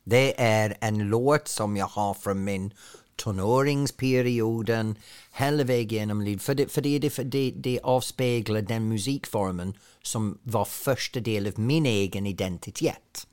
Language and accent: Swedish; Ainsworth, North West England, United Kingdom; Swedish is a second language; now in Sweden; Det är en liten by som ligger ungefär en timme norr om Manchester uh, i Lancashire mellan två stora industriella städer men ändå så är det på landet. Och så växte jag upp